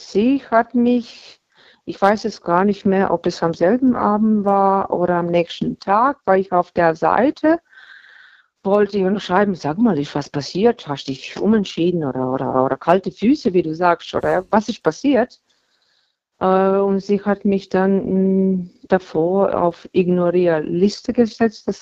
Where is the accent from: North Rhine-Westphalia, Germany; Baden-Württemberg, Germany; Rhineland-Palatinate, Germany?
Baden-Württemberg, Germany; Hm, Baden-Württemberg.